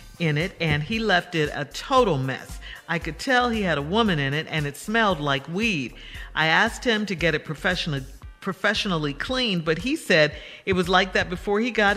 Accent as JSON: {"language": "English", "town": "Chicago", "region": "Illinois", "country": "United States", "tie": "born or raised there", "said": "Chicago, my hometown"}